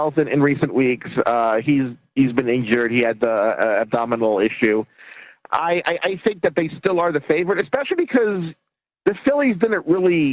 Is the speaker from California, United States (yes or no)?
no; Baltimore, Maryland, United States; I'm from Baltimore